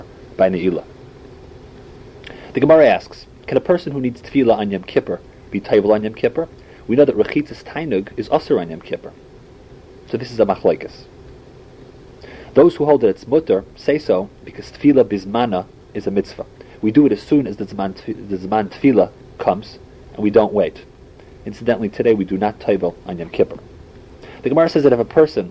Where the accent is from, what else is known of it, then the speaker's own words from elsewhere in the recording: St. Louis, Missouri, United States; as a little kid growing up in St. Louis